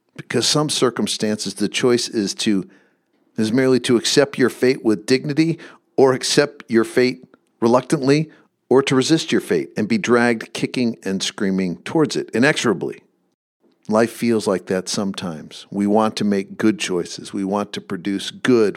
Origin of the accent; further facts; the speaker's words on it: Michigan, United States; I grew up in Michigan